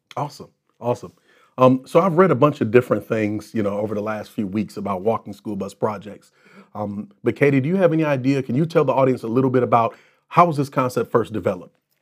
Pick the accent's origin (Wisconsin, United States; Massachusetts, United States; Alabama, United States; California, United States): Wisconsin, United States; Racine; my hometown of Racine, where I grew up